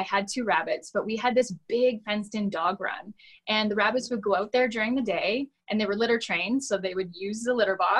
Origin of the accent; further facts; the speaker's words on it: London, Ontario, Canada; my hometown of London, Ontario